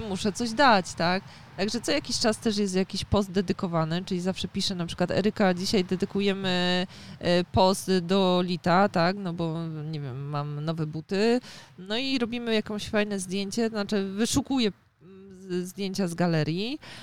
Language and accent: Polish; Poznań, Greater Poland, Poland; u nas w Poznaniu